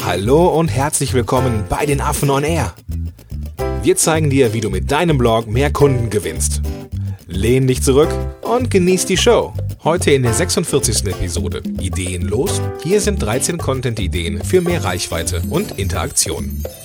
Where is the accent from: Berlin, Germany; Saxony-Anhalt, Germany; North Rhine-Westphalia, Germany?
North Rhine-Westphalia, Germany; Langenfeld; ich komme ja aus Langenfeld